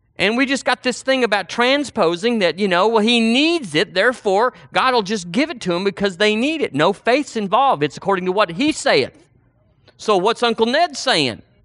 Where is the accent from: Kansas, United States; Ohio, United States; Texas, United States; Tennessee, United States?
Texas, United States; Seagraves; moved away; We went to a church recently in my hometown